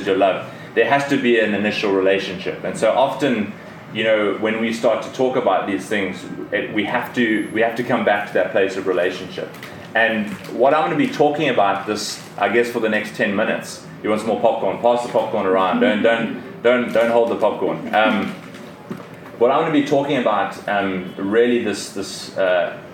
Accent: South Africa; moved away as an adult; I came from South Africa. I grew up in South Africa. All my family is still in South Africa

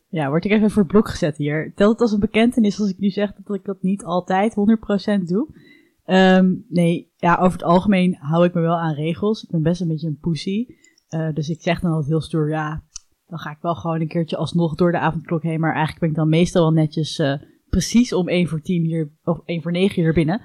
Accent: Netherlands; wij ons als Nederlanders

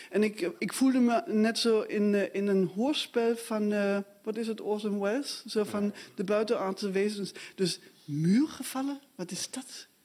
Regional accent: Dresden, Saxony, Germany; moved away as an adult; Ehm, ja, ik ben in Dresden opgegroeid. Ik ben eh, eh, jaargang 67, dus ik was ook al, eh, zeg maar bewust daarmee bezig. Alleen ik was toen inderdaad al weg. Ik ben in 87 weggegaan. Daar was ik 19.

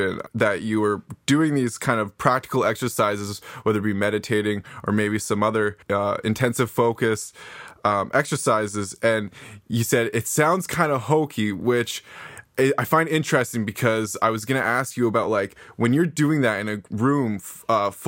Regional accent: Nanaimo, British Columbia, Canada; I grew up in Nanaimo, BC, along with my longtime friend Jimmy here

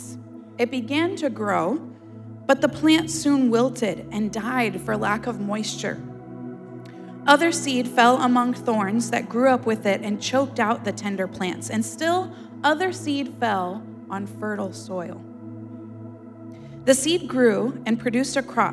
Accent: Florida, United States; I'm a native Floridian. I've lived in Florida my whole life.

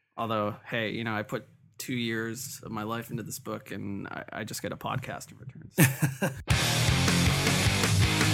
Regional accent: Toronto, Ontario, Canada; I grew up in North York

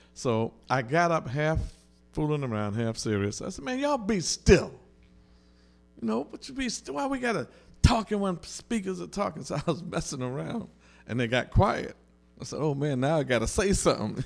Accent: New York City, New York, United States; I grew up on the Lower East Side of Manhattan.

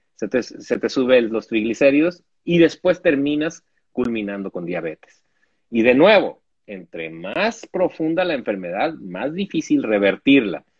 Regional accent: Mexico; como mexicano

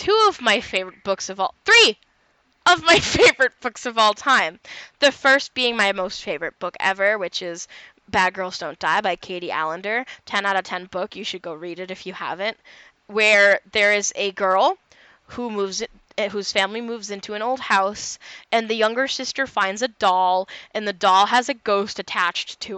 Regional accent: New England, United States; moved away as an adult; I was born in New England

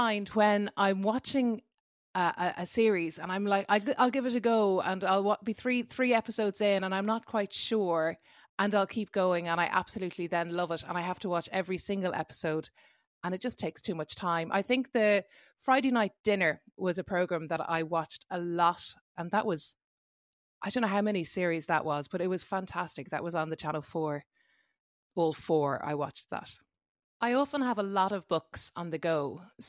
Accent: Dublin, Leinster, Ireland; I'm a singer from Dublin

